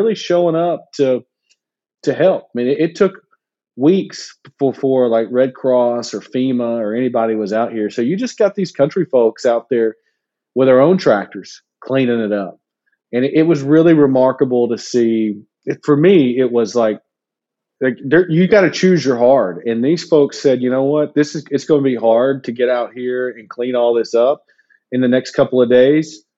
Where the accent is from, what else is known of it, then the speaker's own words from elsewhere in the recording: Huntsville, Alabama, United States; moved away as an adult; now in Kentucky, United States; I grew up in Alabama.